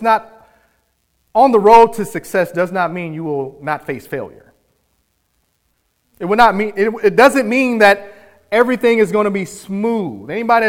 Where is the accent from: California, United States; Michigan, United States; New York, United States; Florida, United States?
New York, United States; I grew up in New York with my dad, spent a couple summers there and a year with him.